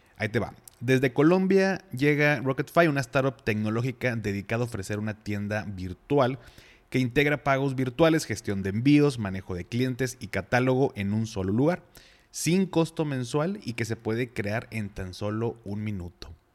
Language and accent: Spanish; Mexico